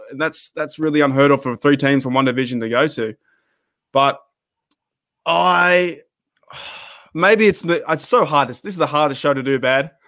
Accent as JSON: {"language": "English", "country": "Australia", "tie": "born or raised there", "said": "me growing up in Australia"}